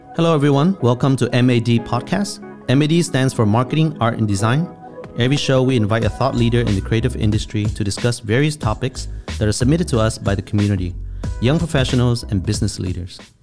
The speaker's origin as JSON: {"language": "English", "town": "Worcester", "region": "Massachusetts", "country": "United States", "tie": "born or raised there", "also_born_or_lived": "New York", "said": "I grew up in Massachusetts. I was born and raised in Worcester, Massachusetts. So East Coast boy."}